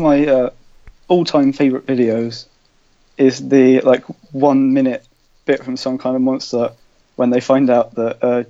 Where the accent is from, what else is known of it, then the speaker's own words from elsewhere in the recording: London, United Kingdom; moved away; I'm from London. And I'm at university